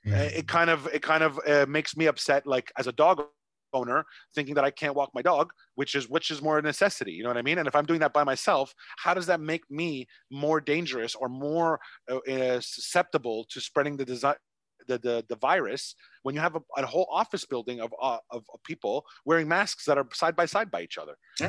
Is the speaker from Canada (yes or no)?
yes; Canada; now in Vietnam